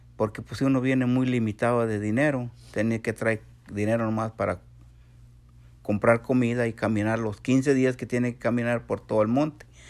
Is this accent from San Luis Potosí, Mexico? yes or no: yes; San Luis Potosí, Mexico; now in Texas, United States; Soy de San Luis Potosí, México